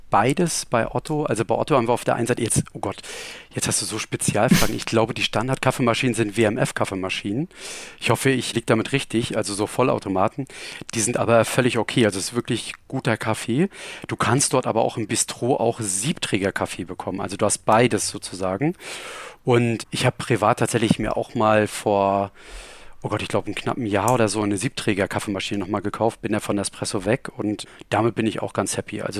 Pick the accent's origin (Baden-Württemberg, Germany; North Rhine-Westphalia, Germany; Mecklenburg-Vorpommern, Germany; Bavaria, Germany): Mecklenburg-Vorpommern, Germany; Rostock; Ich komme ursprünglich aus Rostock, ähm, also auch jetzt nicht so weit weg und ähm, habe da auch meine Ausbildung gemacht und habe dann tatsächlich dort auch mein Studium gemacht.